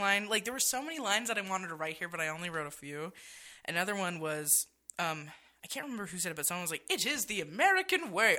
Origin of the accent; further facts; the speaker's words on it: Halifax, Nova Scotia, Canada; now in Las Vegas, United States; I'm from Halifax, Nova Scotia, represent H-Town.